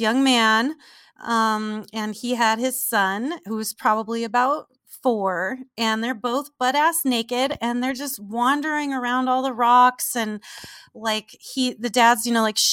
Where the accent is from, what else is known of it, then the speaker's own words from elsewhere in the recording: Southern California, United States; I'm from Southern California in the desert